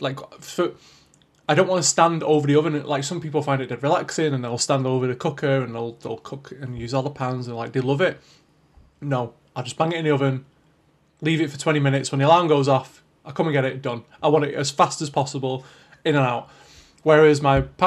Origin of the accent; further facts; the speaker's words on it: Manchester, North West England, United Kingdom; we grew up in Manchester